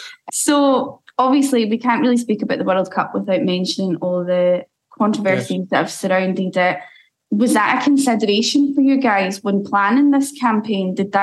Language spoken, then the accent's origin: English; Scotland, United Kingdom; as a Scottish person